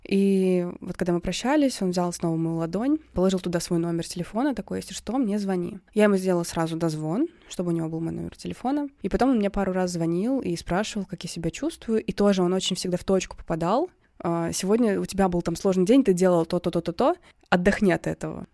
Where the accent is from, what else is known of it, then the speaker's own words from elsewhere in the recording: Russia; I'm from Russia